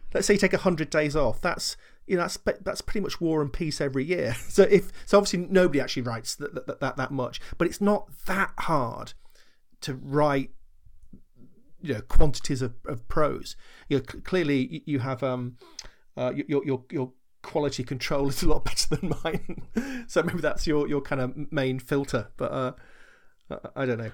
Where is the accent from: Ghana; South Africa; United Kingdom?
United Kingdom; Sherborne; local library in the village where, where I was growing up in Sherborne